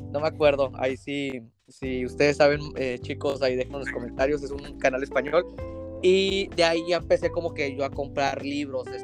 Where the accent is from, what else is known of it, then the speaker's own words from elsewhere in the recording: Monterrey, Nuevo León, Mexico; tengo 25 años de edad, soy originario de, de Monterrey, Nuevo León